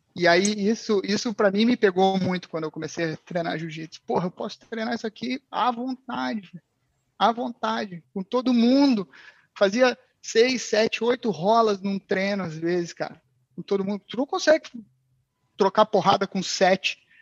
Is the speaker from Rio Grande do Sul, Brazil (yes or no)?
yes; Porto Alegre, Rio Grande do Sul, Brazil; moved away as an adult; now in Portugal; Eu sou de Porto Alegre. Pô, sou de Porto Alegre, pessoal aí de Portugal que não sabe, é sul do Brasil